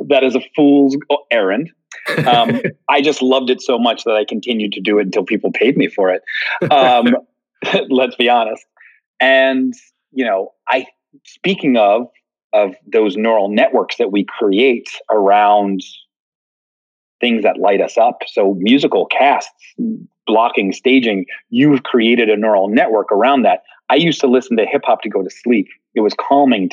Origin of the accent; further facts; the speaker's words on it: outside of Philadelphia, Pennsylvania, United States; I grew up outside of Philly